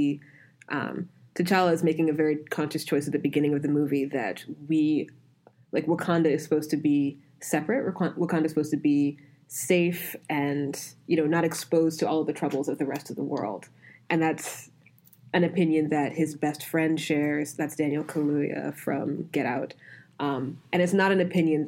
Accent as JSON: {"language": "English", "country": "Nigeria", "said": "as a Nigerian"}